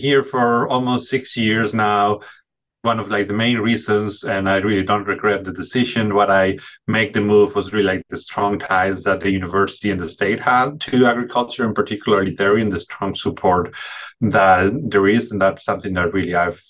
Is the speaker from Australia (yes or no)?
no; Spain; moved away as an adult; now in Michigan, United States; I'm originally from Spain. I was raised on a dairy farm